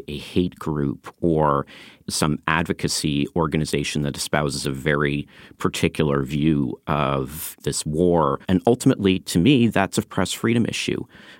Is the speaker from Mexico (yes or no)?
no; Canada; No, I'm a Canadian. I've lived in Canada.